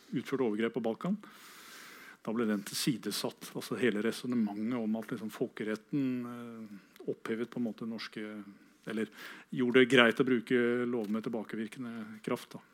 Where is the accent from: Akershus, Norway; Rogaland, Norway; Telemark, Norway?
Telemark, Norway; Kragerø; min hjemby, Kragerø